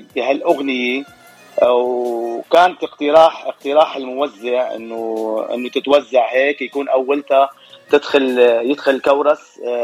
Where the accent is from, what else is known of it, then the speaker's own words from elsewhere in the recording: Latakia Governorate, Syria; moved away as an adult; now in Dearborn Heights, United States; انا من سوريا من محافظه اسمها اللاذقيه